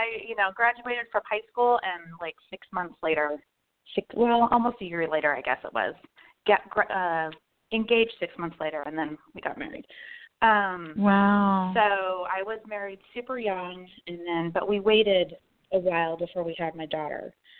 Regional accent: San Jose, California, United States; I grew up in the Northern California, in the Bay Area, San Jose to be specific. Was basically there all my life till teenage years.

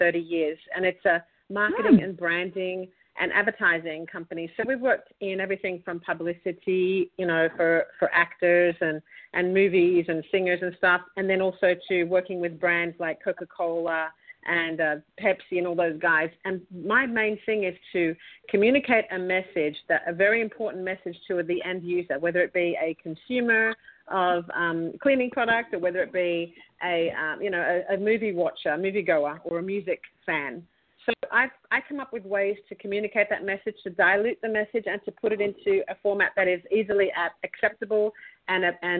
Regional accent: Australia; accent: Australian; also born or lived in Los Angeles; I'm Australian from this accent

